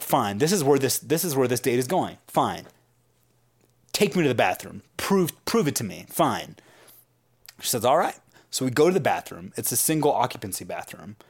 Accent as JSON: {"language": "English", "town": "San Francisco", "region": "California", "country": "United States", "tie": "born or raised there", "said": "I grew up in San Francisco"}